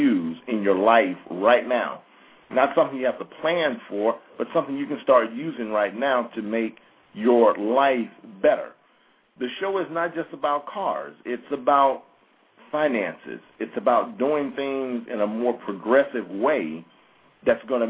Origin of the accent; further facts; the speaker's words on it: near Jackson, Mississippi, United States; That's near my hometown